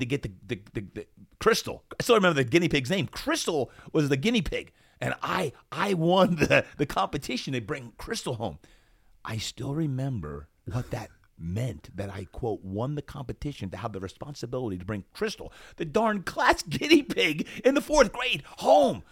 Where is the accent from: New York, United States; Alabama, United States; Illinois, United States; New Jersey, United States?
New Jersey, United States; Brick Township; moved away; also born or lived in Berlin, Germany; Brick Township, New Jersey